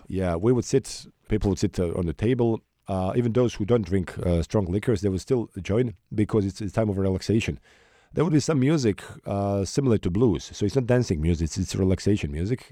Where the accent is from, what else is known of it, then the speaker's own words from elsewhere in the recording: Sarajevo, Federation of Bosnia and Herzegovina, Bosnia & Herzegovina; Sarajevo, my hometown.